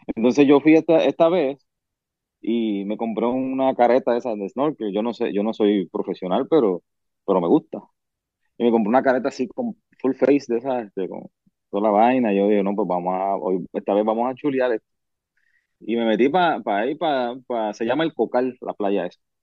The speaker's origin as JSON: {"language": "Spanish", "town": "Yabucoa", "country": "Puerto Rico", "tie": "born or raised there", "moved": "as an adult", "lives_now": "United States", "said": "yo me crié en Puerto Rico, viví allá hasta los 24 años"}